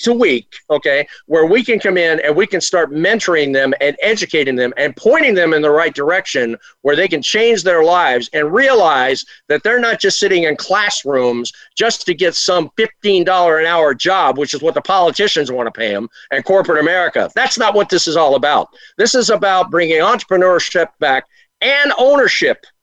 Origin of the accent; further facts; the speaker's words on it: Virginia, United States; also born or lived in Washington, D.C.; I was born and raised in Virginia, actually Washington D.C., and translated to Virginia.